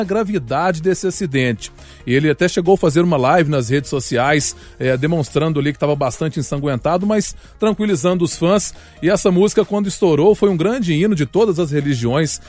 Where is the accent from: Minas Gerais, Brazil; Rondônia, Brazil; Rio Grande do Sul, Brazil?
Minas Gerais, Brazil; Belo Horizonte; Eu sou do Barreiro de cima